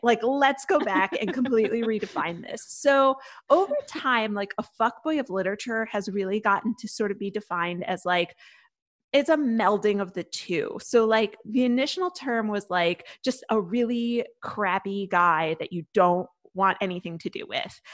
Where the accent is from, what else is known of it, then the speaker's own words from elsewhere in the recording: Connecticut, United States; I'm from Connecticut